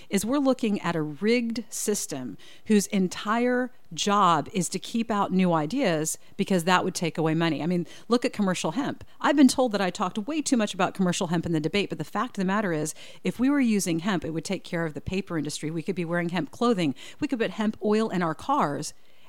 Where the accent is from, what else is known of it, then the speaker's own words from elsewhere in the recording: Indiana, United States; I'm from Hamilton County, so it'd be Republicans